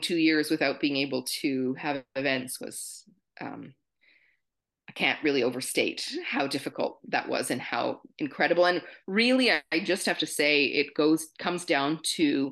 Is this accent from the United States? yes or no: no; Canada; Being Canadian, we're maybe a little more comfortable in French